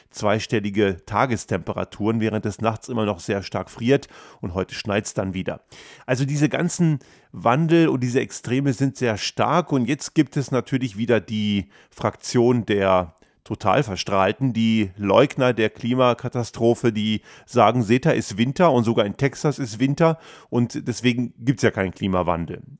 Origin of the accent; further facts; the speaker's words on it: Göttingen, Lower Saxony, Germany; ich bin ja in Göttingen aufgewachsen